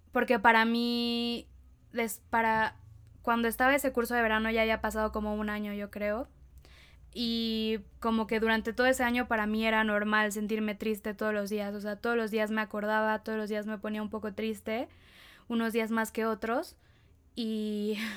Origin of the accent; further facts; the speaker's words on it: Querétaro, Mexico; born there; also born or lived in Veracruz / State of Mexico; viví en, nací en Querétaro, después viví en Veracruz, después me regresé a vivir a Querétaro y ahora vivo en el Estado de México